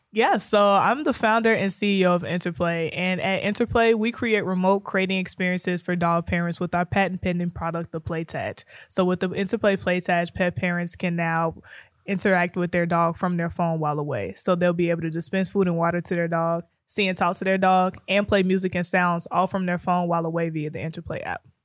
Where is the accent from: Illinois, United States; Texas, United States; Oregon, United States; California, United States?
Illinois, United States; Chicago; moved away as an adult; now in Kansas City, United States; I'm originally from Chicago.